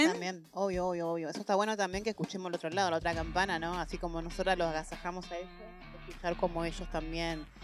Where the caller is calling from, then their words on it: La Tablada, Buenos Aires Province, Argentina; de la Tablada, la llamo para felicitar